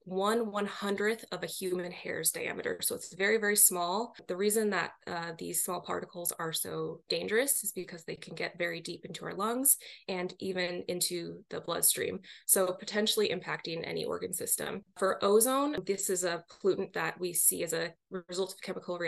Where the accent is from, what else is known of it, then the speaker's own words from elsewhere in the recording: Seattle, Washington, United States; moved away as an adult; also born or lived in New York; I grew up in the Seattle, Washington area, but wound up doing my graduate work out in New York University